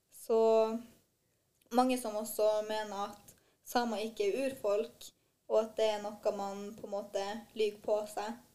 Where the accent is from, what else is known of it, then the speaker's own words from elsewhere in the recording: Skånland, Troms, Norway; also born or lived in Trondheim; er 22 år og kommer ifra Skånland som ligger i Sør-Troms